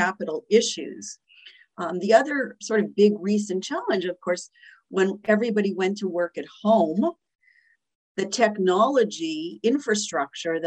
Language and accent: English; Montreal, Quebec, Canada; moved away as an adult; now in New York City, United States; I am originally from Canada, from Montreal. I've lived in New York City for 24 years